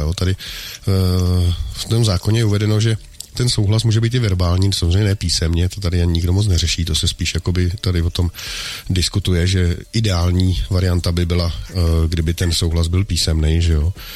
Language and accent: Czech; Bohemia, Czechia; u nás v Čechách